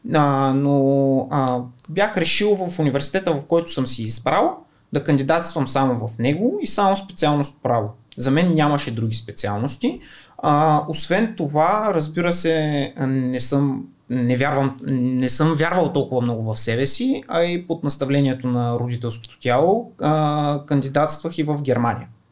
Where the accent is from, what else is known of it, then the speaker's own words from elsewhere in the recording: Kardzhali, Kardzhali Province, Bulgaria; Аз съм от Кърджали, а, първите 7 години съм учил в училище